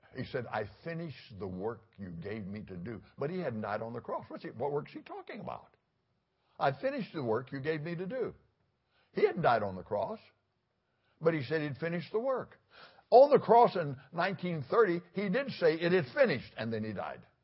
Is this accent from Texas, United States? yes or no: yes; Fort Worth, Texas, United States; now in Florida, United States; I grew up in Fort Worth